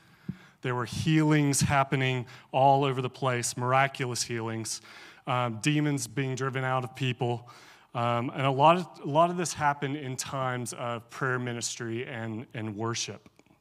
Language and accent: English; Alabama, United States; I grew up in the Charismatic Church. My siblings and I were raised in a Vineyard Church in Northeast Alabama.